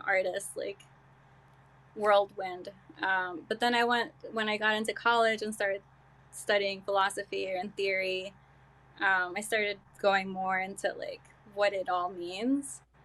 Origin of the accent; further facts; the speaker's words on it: Hartsdale, New York, United States; also born or lived in Mexico / Brooklyn, New York; now in New Rochelle, United States; I'm, uh, Mexican. I came here when I was two. Um, and, uh, yeah, I grew up in Hartsdale, New York